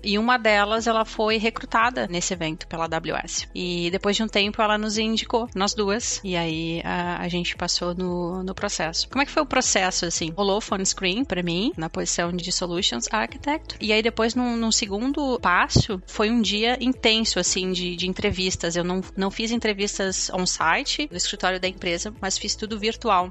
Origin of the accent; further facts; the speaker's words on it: Porto Alegre, Rio Grande do Sul, Brazil; moved away as an adult; now in Netherlands; Eu sou gaúcha, né? Sou de Porto Alegre.